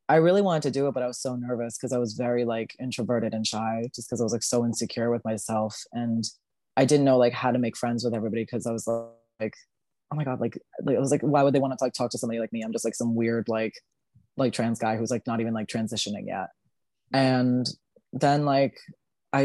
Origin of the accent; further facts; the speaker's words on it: Newburgh, New York, United States; moved away as an adult; also born or lived in New Paltz, New York; now in Brooklyn, United States; am from Newburgh, New York. It's about an hour and a half on a good day from the city. So I grew up in Newburgh. I've lived there my whole life.